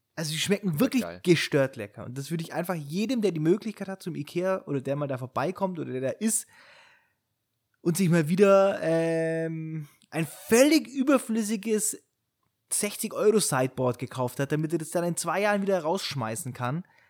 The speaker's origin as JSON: {"language": "German", "town": "Friedberg", "region": "Bavaria", "country": "Germany", "tie": "born or raised there", "said": "ich bin ja in Friedberg geboren und aufgewachsen, das ist so ein kleines Kaff neben Augsburg."}